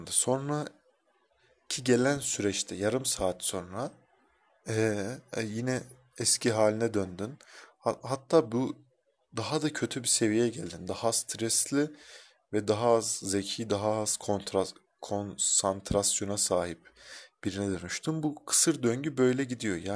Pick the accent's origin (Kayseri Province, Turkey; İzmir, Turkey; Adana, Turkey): Kayseri Province, Turkey; Kayseri; Kayserliyim. Ruhum Helsinkili ama Kayseri'ye hapsolmuş bedenim. İlginçtir ki çıkamıyorum da.